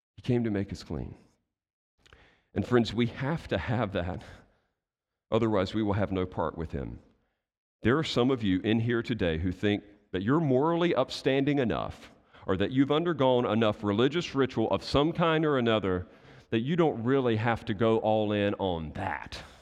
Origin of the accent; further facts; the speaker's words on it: United States; I'm American too